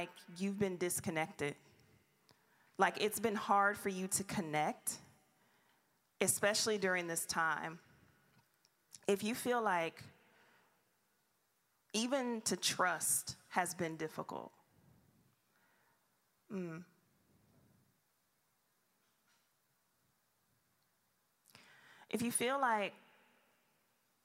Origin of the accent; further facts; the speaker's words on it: Detroit, Michigan, United States; moved away; I'm from Detroit